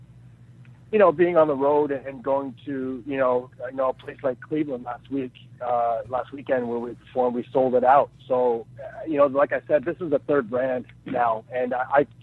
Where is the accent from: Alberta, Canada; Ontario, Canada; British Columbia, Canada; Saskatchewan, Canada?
Ontario, Canada; Peterborough; I live in a town called Peterborough, which is about an hour outside of Toronto